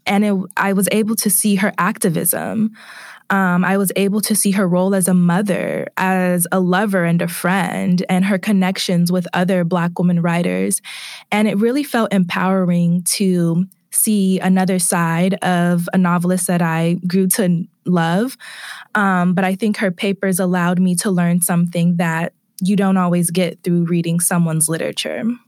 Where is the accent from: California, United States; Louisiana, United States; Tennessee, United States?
California, United States; Bay Area; moved away; I am originally from the Bay Area, California